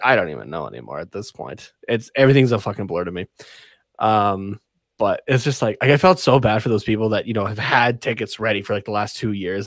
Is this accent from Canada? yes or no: yes; Canada; being a Canadian